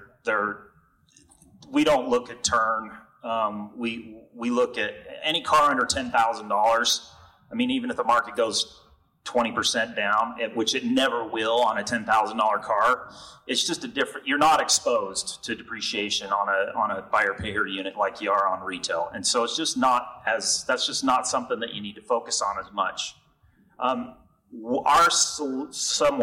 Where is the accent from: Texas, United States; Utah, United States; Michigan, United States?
Utah, United States; I'm from Utah